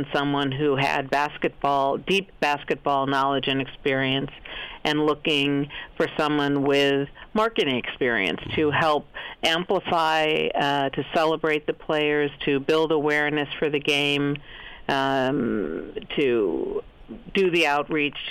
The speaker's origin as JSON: {"language": "English", "town": "Cleveland", "region": "Ohio", "country": "United States", "tie": "born or raised there", "said": "I grew up in Cleveland, Ohio"}